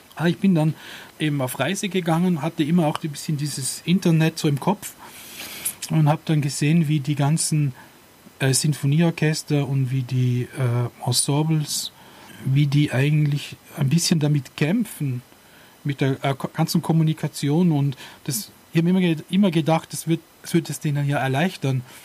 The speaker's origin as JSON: {"language": "German", "country": "Austria", "said": "bei uns in Österreich"}